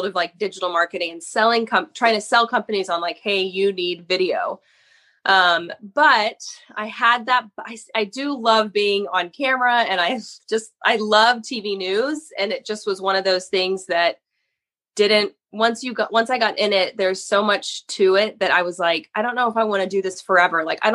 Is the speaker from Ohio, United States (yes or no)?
no; Austin, Texas, United States; also born or lived in Wichita Falls, Texas / Waco, Texas; I'm from Austin originally and went to Texas State